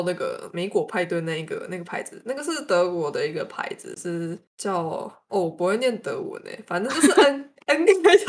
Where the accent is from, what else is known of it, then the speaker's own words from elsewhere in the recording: Tainan, Taiwan; 安娜，我台南人呢，我吃这个才是应该的。